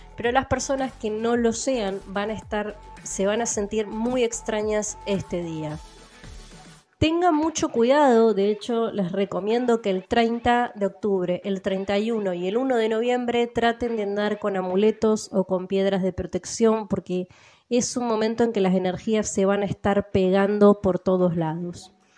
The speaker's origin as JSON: {"language": "Spanish", "country": "Argentina", "said": "el idioma que hablo yo como argentina"}